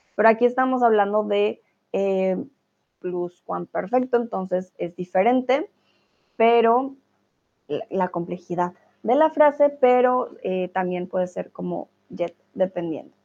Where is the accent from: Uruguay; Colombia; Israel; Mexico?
Colombia; first language Spanish; now in Germany; Soy de Colombia, vivo en Alemania